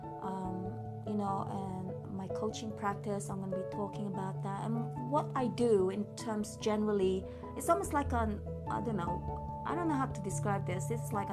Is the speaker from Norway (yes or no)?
no; England, United Kingdom; moved away as an adult; also born or lived in Philippines / California; now in Yosemite, United States; I grew up in England, so I'm pretty much British upbringing.